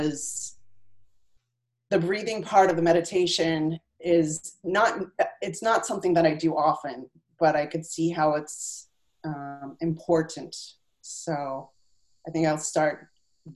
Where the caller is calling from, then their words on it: Salem, New Hampshire, United States; I'm calling from Salem, New Hampshire